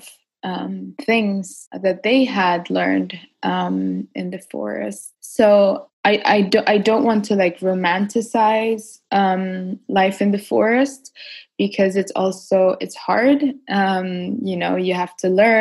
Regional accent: Ecuador; I was born in the Ecuador and Amazon and grew up there pretty much most of my childhood.

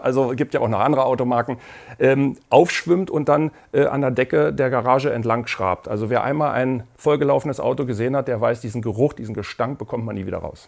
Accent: Berlin, Germany; ich bin in Berlin aufgewachsen und dort, äh, habe dort studiert

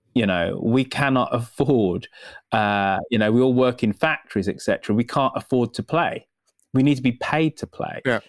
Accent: United Kingdom; as a Brit

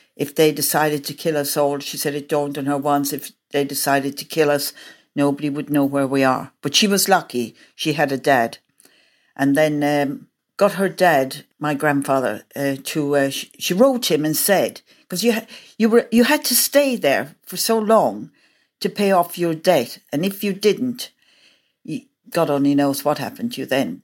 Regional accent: Ireland; moved away; I am Irish, we as Irish people, what I know of, growing up there

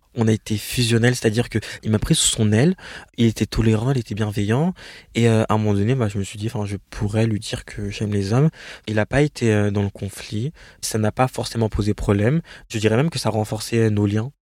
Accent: France; je suis française

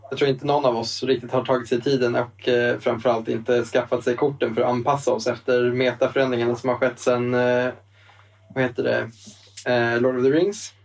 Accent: Eskilstuna, Södermanland, Sweden; now in Stockholm, Sweden; spelbutiken hemma i Eskilstuna. Vi bor ju båda i Stockholm

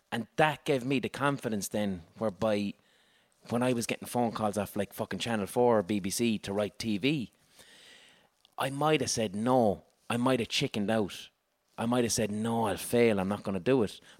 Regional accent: Limerick, Munster, Ireland; I'm up from Limerick up to Dublin.

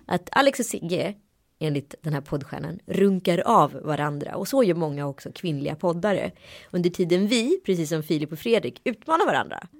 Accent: Sweden; also born or lived in Örebro / Strömstad; now in Stockholm, Sweden; jag är ju uppvuxen i Örebro och mm. Strömstad

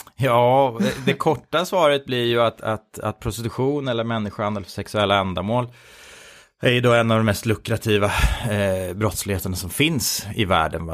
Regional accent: Sweden; oss svenskar

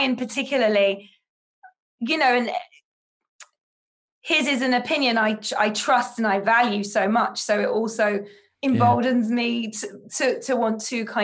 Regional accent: United Kingdom; moved away as an adult; now in United States; as a Brit

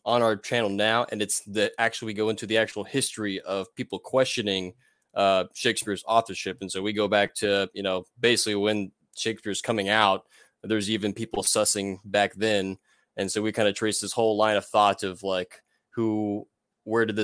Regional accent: Houston, Texas, United States; I'm from Houston, Texas. Born and raised here for the most part

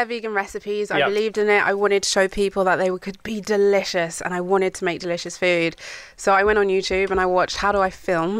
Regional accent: United Kingdom; I'm British.

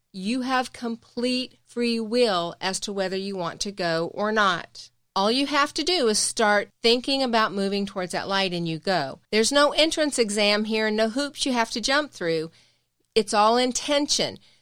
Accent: the South, United States; we're from the South

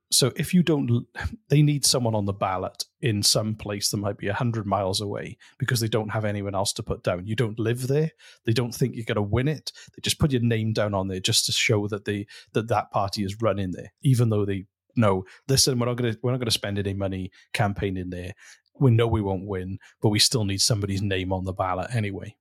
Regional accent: Welsh, Wales, United Kingdom; I'm Welsh

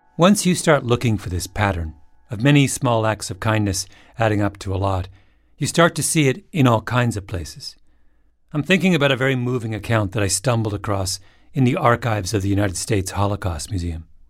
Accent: Elmira, Ontario, Canada; moved away; Elmira, the little town where I grew up.

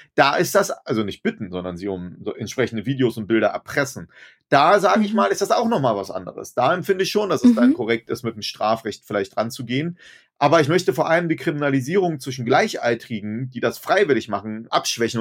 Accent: Germany; also born or lived in Berlin; bei uns in Deutschland

